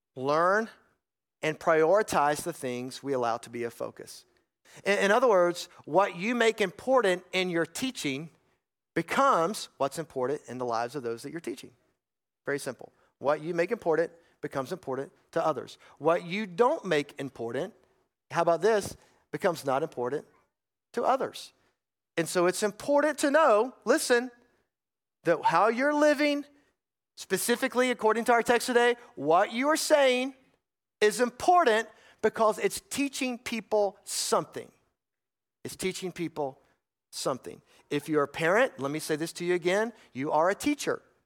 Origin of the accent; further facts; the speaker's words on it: North Carolina, United States; I grew up in North Carolina. Most of you know that. I grew up in the foothills of the mountains in some farmland area